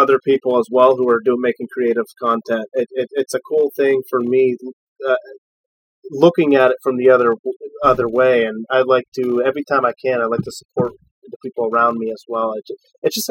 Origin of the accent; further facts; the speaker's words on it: Erie, Pennsylvania, United States; from the Erie area where we're from